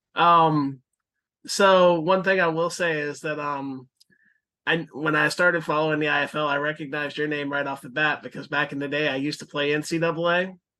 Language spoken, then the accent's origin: English; Florida, United States; I'm from Florida too